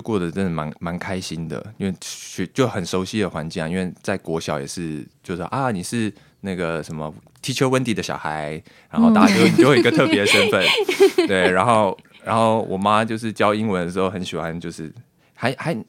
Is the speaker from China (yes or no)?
no; New Taipei, Taiwan; 没错，土生土长原住民。